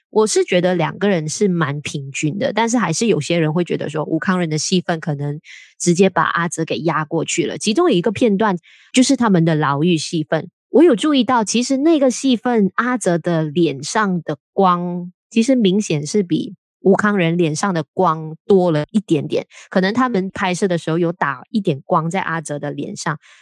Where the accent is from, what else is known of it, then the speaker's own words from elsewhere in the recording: Malaysia; 我们身为马来西亚人